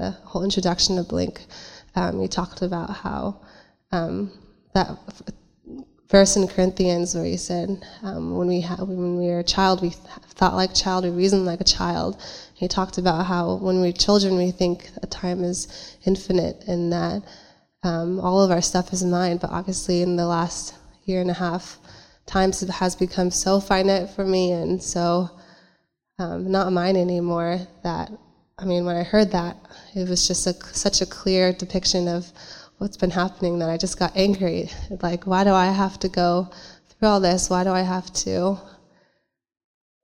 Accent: San Jose, California, United States; I'm from San Jose

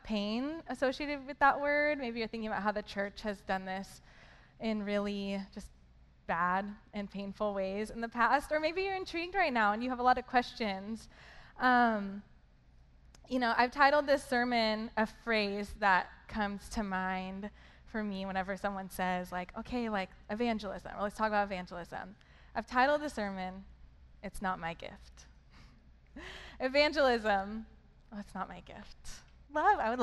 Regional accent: Hollister, California, United States; also born or lived in San Jose, California; I am originally from Hollister, California.

